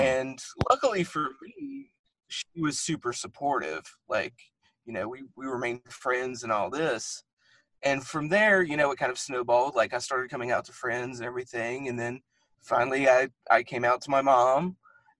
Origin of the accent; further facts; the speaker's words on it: the South, United States; growing up in the Christian South